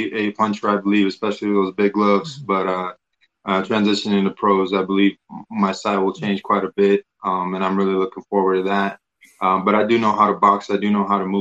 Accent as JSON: {"language": "English", "country": "Russia", "tie": "born or raised there", "moved": "yes", "lives_now": "United States", "said": "growing up in Russia, especially, you know, we didn't get a lot of international guys"}